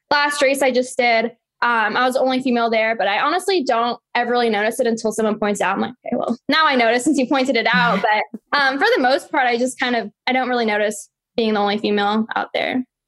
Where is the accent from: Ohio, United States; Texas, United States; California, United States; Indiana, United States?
California, United States; San Francisco; I was born in San Francisco and I was born and raised in the Bay Area